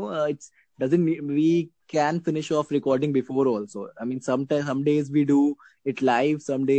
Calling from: Lucknow, Uttar Pradesh, India; I am talking from Lucknow, India.

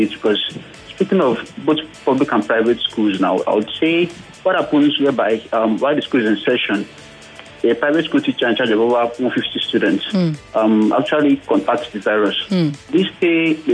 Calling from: Lagos, Nigeria; calling from Yaba

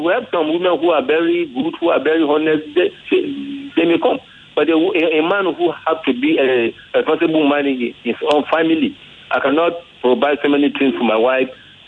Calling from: Ifo, Ogun State, Nigeria; I'm calling from Ifo, Ogun State.

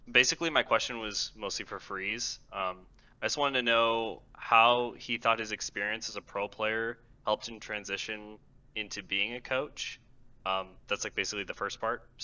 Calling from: Boise, Idaho, United States; Uh, Boise, Idaho.

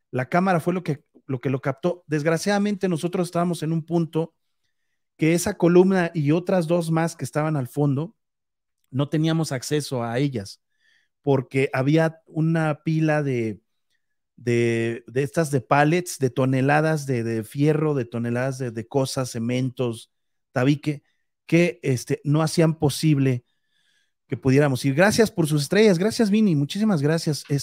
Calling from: Aguascalientes, Mexico; De Aguascalientes

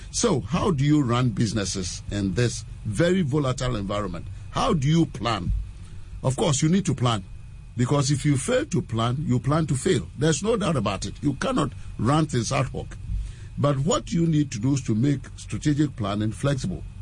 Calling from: Makati, Metro Manila, Philippines; I'm calling from Makati here.

